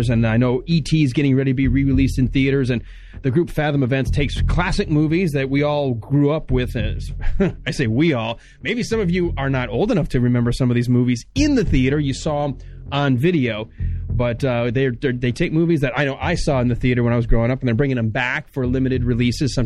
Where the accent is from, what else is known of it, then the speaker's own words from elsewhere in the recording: Michigan, United States; up in Michigan where I grew up